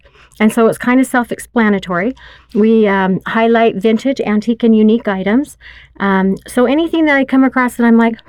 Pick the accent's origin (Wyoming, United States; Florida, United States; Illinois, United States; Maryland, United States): Wyoming, United States; born there; now in Utah, United States; He was born and raised in Idaho, and I lived all over, but I was born in Wyoming.